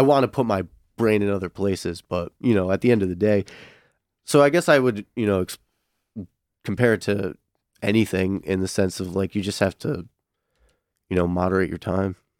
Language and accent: English; Connecticut, United States; now in Michigan, United States; I'm originally from Connecticut